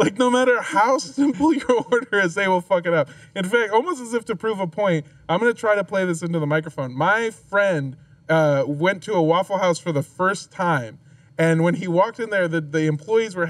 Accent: California, United States; I'm from California

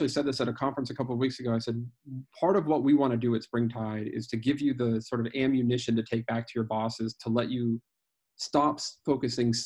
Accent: Greeley, Colorado, United States; the Youth for Christ chapter in my hometown in Greeley, Colorado

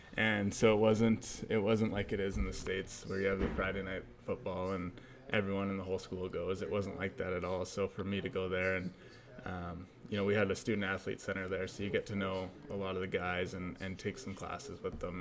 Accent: Abbotsford, British Columbia, Canada; I grew up in Abbotsford, um, you know, a smaller town, about an hour out, outside of Vancouver

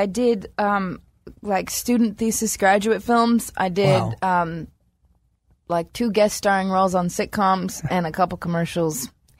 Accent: Los Angeles, California, United States; born and raised in L.A.

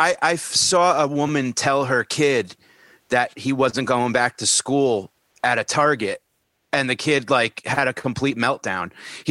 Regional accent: Canada; I'm Canadian. I'm measuring in meters.

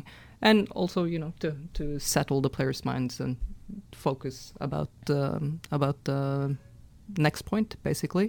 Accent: Norway; I'm from Norway, and it's a very small tennis nation

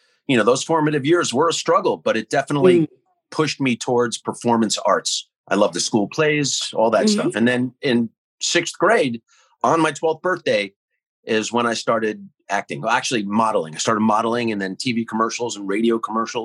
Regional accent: West Orange, New Jersey, United States; I grew up in West Orange, New Jersey, about 10 miles out of New York City

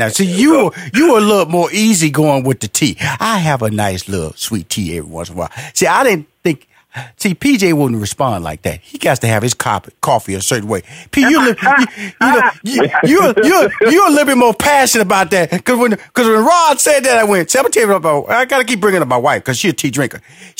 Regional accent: Houston, Texas, United States; you know, I'm from Houston, Texas, big barbecue country.

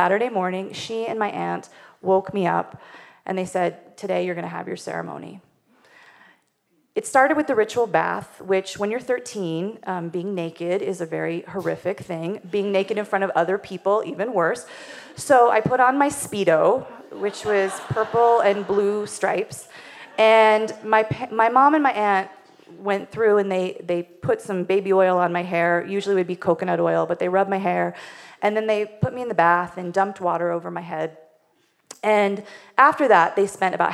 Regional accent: Wyoming, United States; I grew up in Wyoming, which is not only the least populated state

